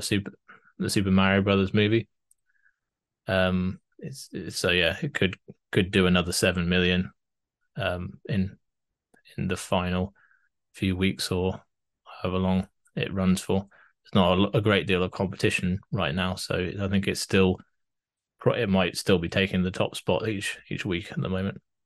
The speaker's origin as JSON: {"language": "English", "country": "United Kingdom", "said": "I'm British"}